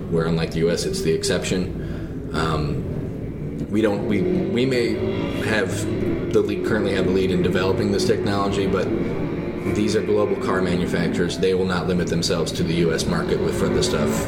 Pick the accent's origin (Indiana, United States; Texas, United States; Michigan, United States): Michigan, United States; moved away; I'm from Michigan originally.